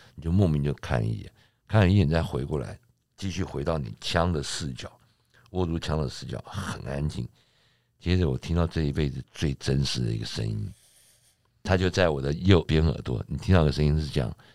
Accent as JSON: {"language": "Chinese", "country": "Taiwan", "tie": "born or raised there", "said": "我家小的时候，我们是眷村的最， 眷村的一排一排"}